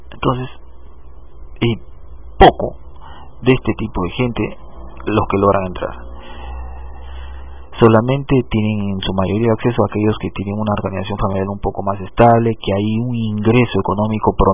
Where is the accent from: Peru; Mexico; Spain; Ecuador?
Peru